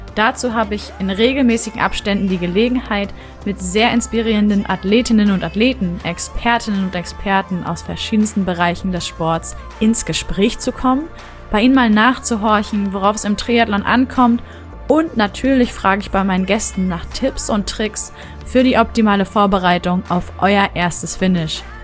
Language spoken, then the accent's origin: German; Rostock, Mecklenburg-Vorpommern, Germany; moved away as an adult; also born or lived in Leipzig; now in Hamburg, Germany; ich nämlich gebürtige Rostockerin ja. bin